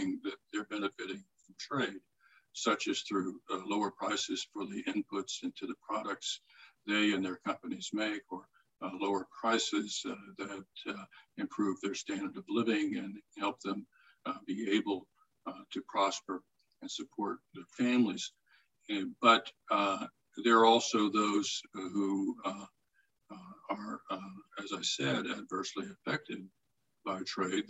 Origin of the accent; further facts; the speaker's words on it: Florida, United States; my home state of Florida